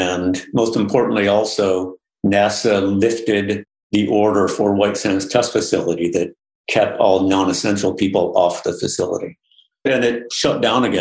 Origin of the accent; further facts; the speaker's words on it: Newark, New York, United States; my hometown where I grew up, a little small town in central Western New York